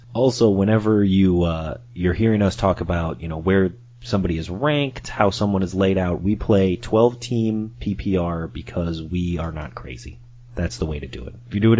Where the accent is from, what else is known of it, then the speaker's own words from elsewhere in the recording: Chicago, Illinois, United States; also born or lived in Dallas area; now in Dallas, United States; I'm in the Dallas area, Neil's in Denver, but we are both from the Chicago area, both Bears fans by nature